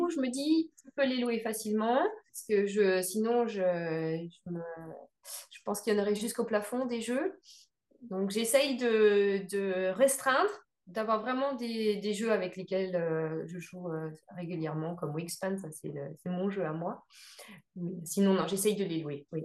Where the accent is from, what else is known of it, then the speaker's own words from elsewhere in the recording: Évreux, Normandy, France; Je suis originaire d'Evreux en Normandie et c'est pareil, c'est pas une grosse ville